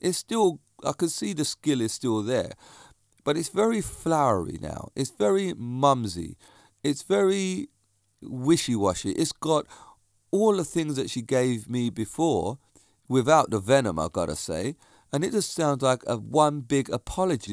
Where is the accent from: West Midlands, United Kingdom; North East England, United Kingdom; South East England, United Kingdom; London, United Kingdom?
South East England, United Kingdom; Reigate; my hometown